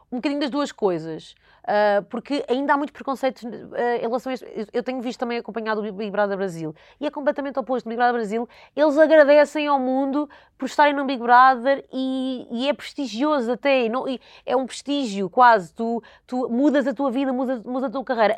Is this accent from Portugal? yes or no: yes; Alenquer, Lisbon, Portugal; eu cresci em Alenquer, numa vila pequena